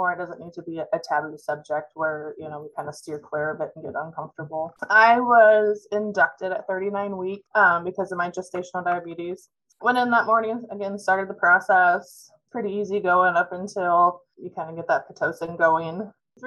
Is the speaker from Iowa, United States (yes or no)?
yes; Mediapolis, Iowa, United States; now in Muscatine, United States; I'm actually originally from Mediapolis, which is down by Burlington